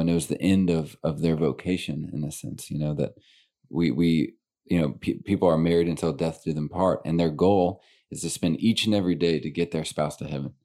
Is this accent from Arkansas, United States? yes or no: yes; Little Rock, Arkansas, United States; born and raised in Little Rock.